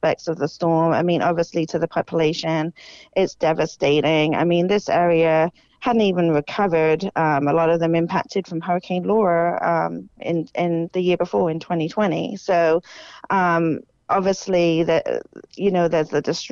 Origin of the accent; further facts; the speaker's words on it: United Kingdom; moved away as an adult; now in Florida, United States; I grew up in the United Kingdom